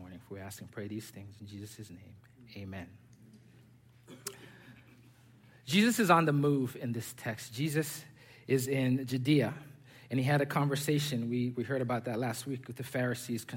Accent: Zambia; also born or lived in Pennsylvania / Texas; now in Sugar Land, United States; I was born and raised in Zambia

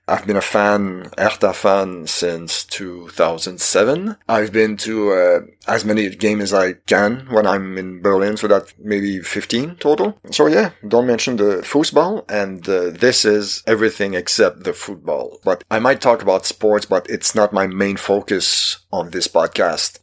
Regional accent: Quebec, Canada; first language French; English is a second language; I'm Canadian from Quebec. French is my first language.

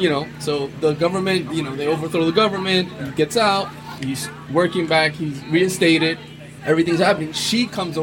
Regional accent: New York City, New York, United States; I was born and raised in Brooklyn in the late 80s, early 90s

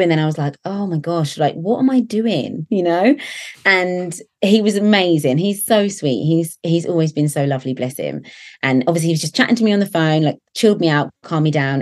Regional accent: Basingstoke, South East England, United Kingdom; So I've always lived in the same little town. It's a little town called Basingstoke, um, about an hour from London

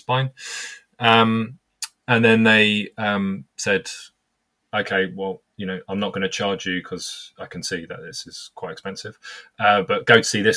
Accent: United Kingdom; I'm obviously British.

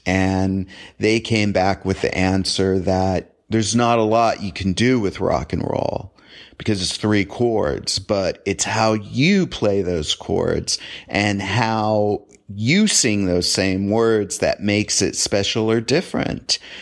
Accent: Southern California, United States; I grew up in Southern California

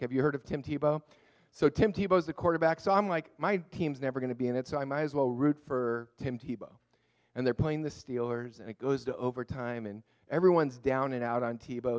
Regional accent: Montreal, Quebec, Canada; now in Thousand Oaks, United States; I was born in Montreal

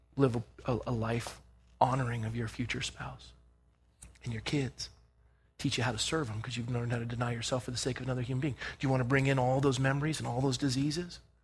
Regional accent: Scotland, United Kingdom; I'm Scottish

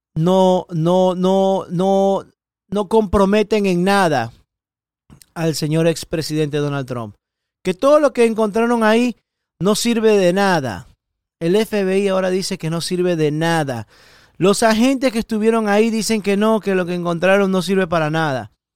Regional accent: Ecuador; now in Miami, United States; especialista en protección ejecutiva ecuatoriano, nací en Ecuador

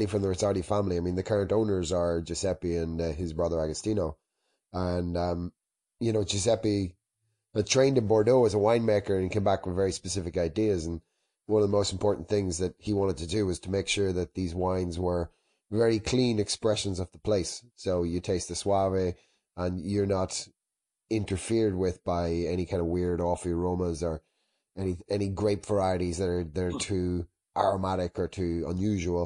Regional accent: Ireland; moved away as an adult; now in Italy; I'm Irish originally

